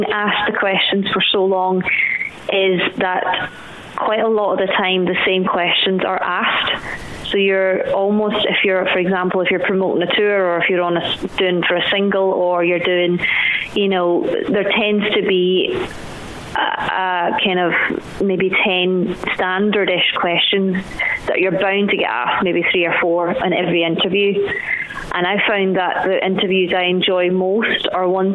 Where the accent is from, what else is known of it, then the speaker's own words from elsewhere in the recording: Glasgow, Scotland, United Kingdom; I was born and raised in Glasgow